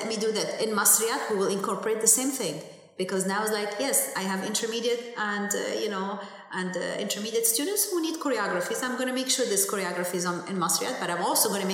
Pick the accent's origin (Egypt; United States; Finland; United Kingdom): Egypt; first language Arabic; English is a second language; as an Egyptian artist